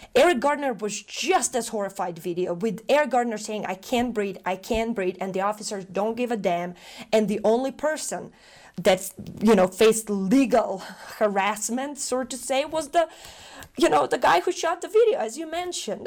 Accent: North Macedonia; moved away; I'm originally from Macedonia. I was born in a country that right now exists as a museum in Belgrade. I was born in the former Yugoslavia. my childhood, my upbringing, uh, was marked by, um, the wars

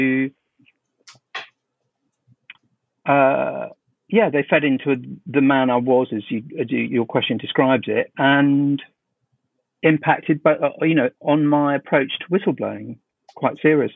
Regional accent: London, United Kingdom; I grew up in South London

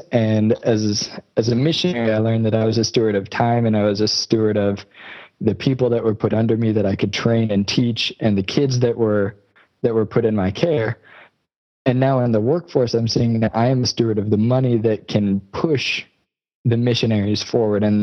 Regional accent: United States; moved away as an adult; also born or lived in South Africa; I'm American. Right. I was raised in America

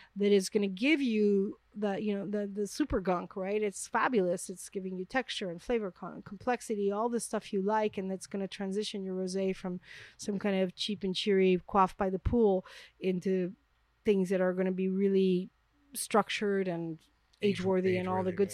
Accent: New York City, New York, United States; moved away as an adult; now in France; I'm from Manhattan

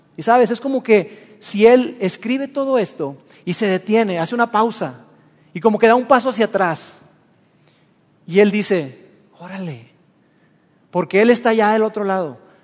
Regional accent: Mexico

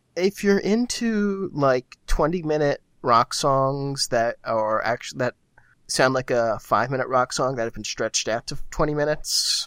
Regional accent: United States; I'm an American

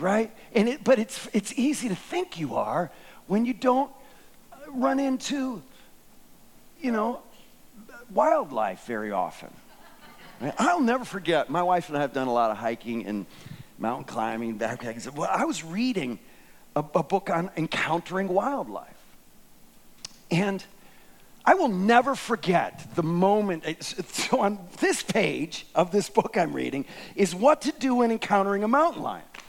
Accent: United States; as an American

